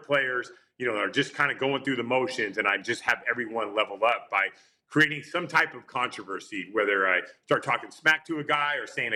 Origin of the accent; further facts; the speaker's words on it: Enumclaw, Washington, United States; where I grew up in Enumclaw, Washington